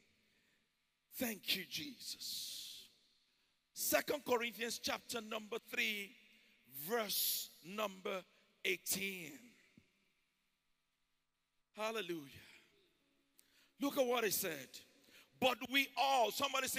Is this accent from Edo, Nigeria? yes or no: no; Ijebu, Ogun State, Nigeria; now in Houston, United States; I'm from Ijebu in Nigeria